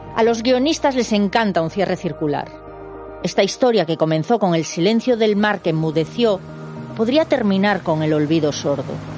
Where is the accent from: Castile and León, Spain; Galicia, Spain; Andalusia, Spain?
Galicia, Spain; mi tierra